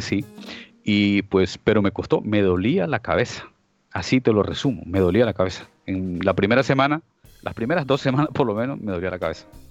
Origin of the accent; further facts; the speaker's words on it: Esmeraldas, Ecuador; moved away as an adult; now in Almería, Spain; soy de Ecuador, oriundo de allí, de una provincia llamada Esmeraldas, pero resido en España, en Almería, España, desde hace ya 20 años, desde el 2001